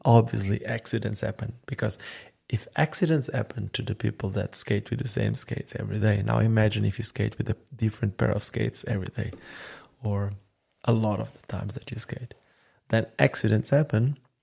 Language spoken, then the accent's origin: English; Sinj, Split-Dalmatia County, Croatia; my hometown called Sinj